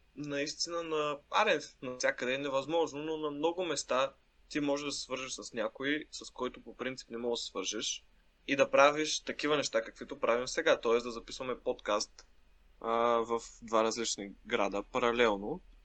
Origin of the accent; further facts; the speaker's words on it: Shumen, Shumen Province, Bulgaria; now in Sofia, Bulgaria; аз съм в моя роден град, а, Шумен